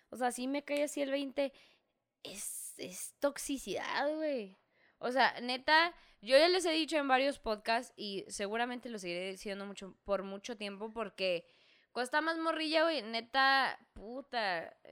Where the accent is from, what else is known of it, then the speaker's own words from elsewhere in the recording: northern Mexico, Mexico; pero como somos norteños, luego digo, ah, no, sí.